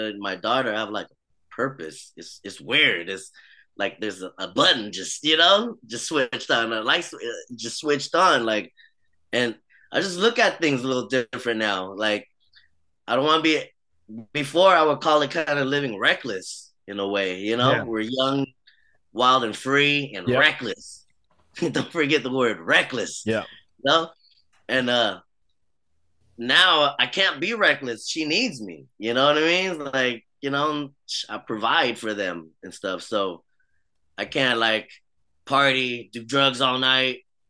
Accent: United States; also born or lived in Vietnam; I grew up in the States. I grew up here all my life

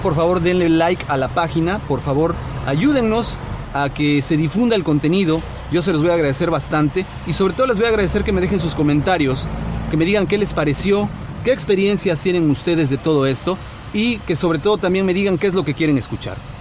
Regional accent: Mexico; como mexicanos

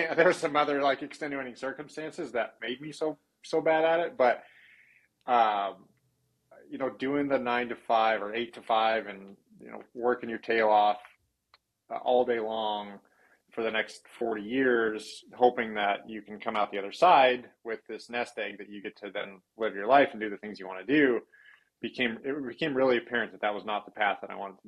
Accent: Huntington Beach, California, United States; moved away as an adult; also born or lived in Santa Barbara, California; now in Sandpoint, United States; I was born and raised there

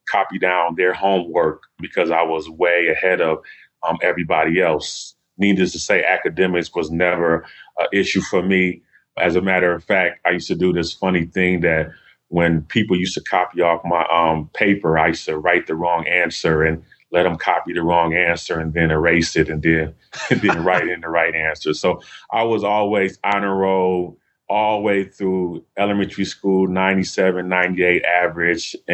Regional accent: Los Angeles, California, United States; born there; Actually, I was born in Los Angeles.

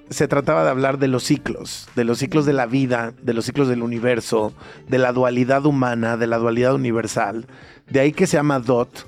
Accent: Mexico; no quiero decir solamente como mexicanos, sino como habitantes de esta región

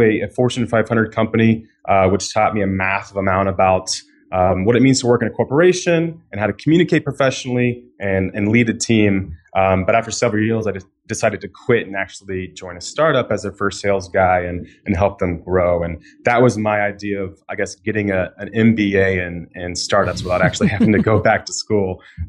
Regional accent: Florida, United States; now in Chicago, United States; Live in Chicago right now, but I am originally from Florida. I've lived in about 9 or 10 cities now.

